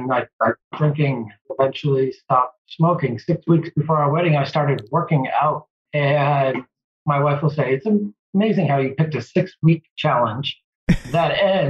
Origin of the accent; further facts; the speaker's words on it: Massachusetts, United States; also born or lived in Virginia; I grew up and lived in Massachusetts all my life, playing sports. I went to college, played sports, moved back to Massachusetts after going to Virginia Tech and worked